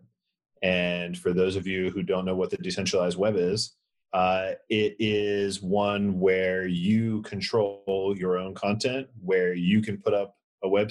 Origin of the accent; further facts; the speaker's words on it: Atlanta, Georgia, United States; moved away as an adult; now in San Francisco, United States; I'm from Atlanta